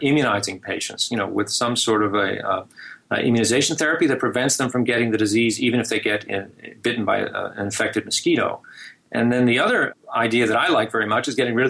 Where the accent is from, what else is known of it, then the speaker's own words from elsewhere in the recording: New Jersey, United States; I grew up in New Jersey